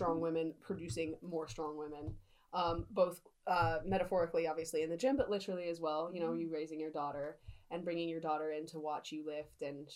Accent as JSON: {"language": "English", "region": "England", "country": "United Kingdom", "said": "as English citizens"}